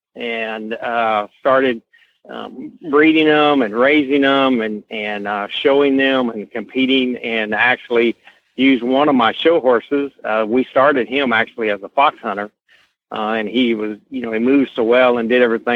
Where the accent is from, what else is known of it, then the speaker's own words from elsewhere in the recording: the South, United States; I was born and raised in the South.